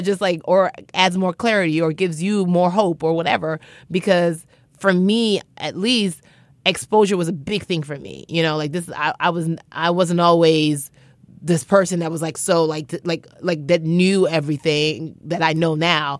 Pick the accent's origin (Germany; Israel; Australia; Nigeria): Nigeria; I'm Nigerian.